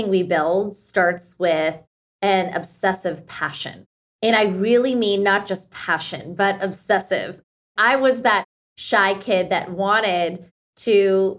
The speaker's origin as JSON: {"language": "English", "town": "Pittsburgh", "region": "Pennsylvania", "country": "United States", "tie": "born or raised there", "first_language": "Hindi", "second_language": "English", "said": "at home, we spoke Hindi growing up in Pittsburgh, Pennsylvania."}